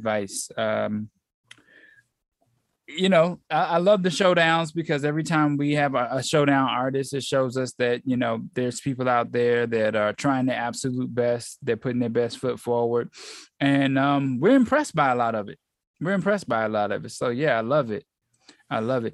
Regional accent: Atlanta, Georgia, United States; I'm the only one that's born and raised in Atlanta

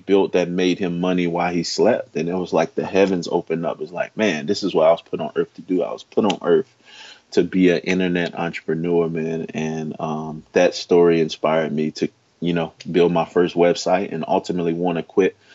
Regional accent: Chicago, Illinois, United States; I grew up in Chicago, Illinois

